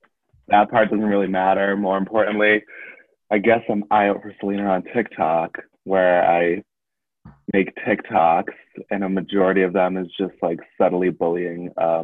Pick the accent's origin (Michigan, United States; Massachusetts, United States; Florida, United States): Massachusetts, United States; Foxborough; Yeah, Foxborough.